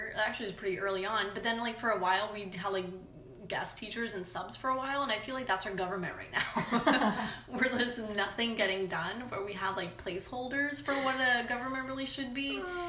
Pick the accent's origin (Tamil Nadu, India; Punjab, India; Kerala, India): Punjab, India; Yeah, like I'm from Punjab.